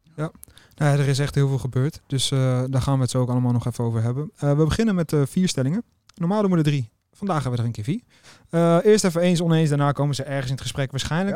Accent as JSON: {"language": "Dutch", "country": "Netherlands", "said": "ook als Nederlander zijn"}